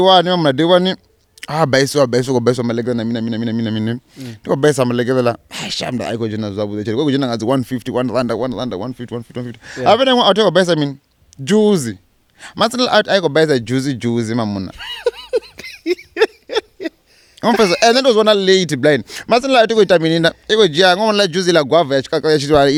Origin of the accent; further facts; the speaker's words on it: Venda, Limpopo, South Africa; now in Thohoyandou, South Africa; I'm a village boy. I came through to town when I was like 10